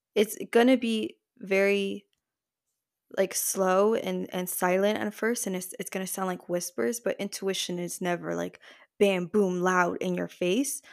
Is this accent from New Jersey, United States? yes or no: yes; New Jersey, United States; I was born in the States. I'm from Jersey, but I am descended from Puerto Rican parents and grandparents.